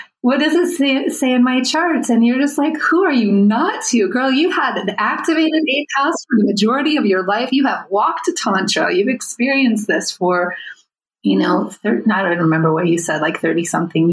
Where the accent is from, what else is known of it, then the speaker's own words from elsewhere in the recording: United States; myself as an American white woman